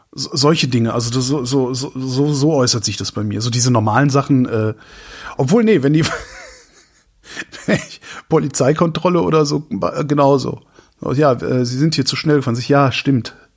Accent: Cologne, North Rhine-Westphalia, Germany; moved away as an adult; now in Berlin, Germany; als Kölner bin ich's gewohnt

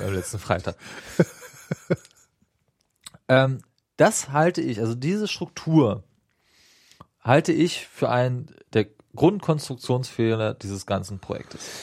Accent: Dahme-Spreewald district, Spreewald part, Brandenburg, Germany; now in Berlin, Germany; ich komme übrigens aus dem Landkreis, da am ja. Spreewald, äh, nur aus dem Spreewaldteil und nicht da oben mhm. an Berlin

